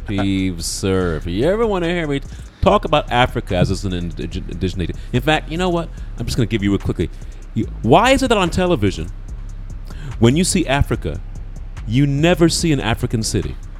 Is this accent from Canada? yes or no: no; United Kingdom; now in United States; I'm British.